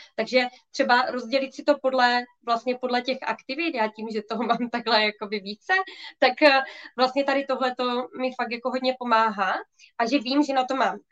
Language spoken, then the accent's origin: Czech; Ostrava, Moravian-Silesian Region, Czechia; Já jsem z Ostravy